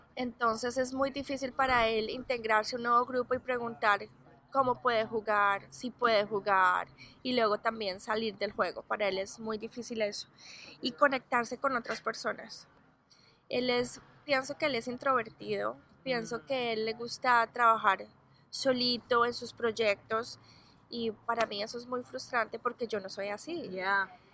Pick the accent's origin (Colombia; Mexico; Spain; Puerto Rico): Colombia; now in Arizona, United States; yo soy de Colombia, toda mi familia vive en Colombia